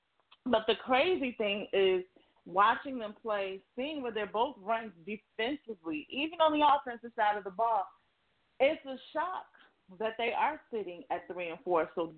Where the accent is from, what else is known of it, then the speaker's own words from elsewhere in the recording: Chicago, Illinois, United States; my hometown